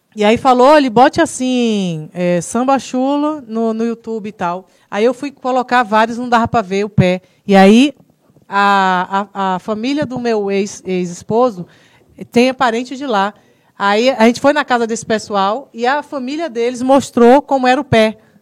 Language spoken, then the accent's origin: Portuguese; Salvador, Bahia, Brazil; Eu sou da Liberdade, linha 8